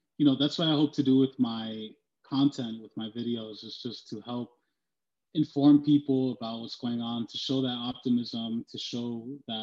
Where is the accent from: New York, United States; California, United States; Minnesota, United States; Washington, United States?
New York, United States; moved away as an adult; now in Los Angeles, United States; I'm born and raised in New York, but I live in LA now